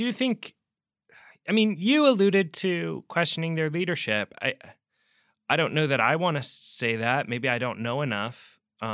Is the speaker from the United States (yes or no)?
yes; Pacific Northwest, United States; I'm from the Pacific Northwest.